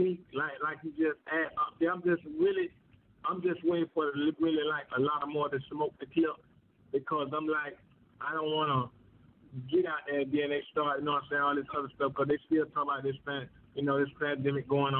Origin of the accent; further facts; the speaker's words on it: Riviera Beach, Florida, United States; I was born and raised in Palm Beach County. In Florida